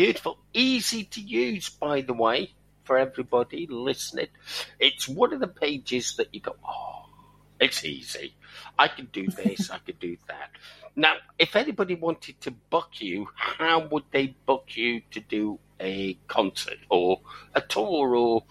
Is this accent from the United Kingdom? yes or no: yes; Welsh, Wales, United Kingdom; we're Welsh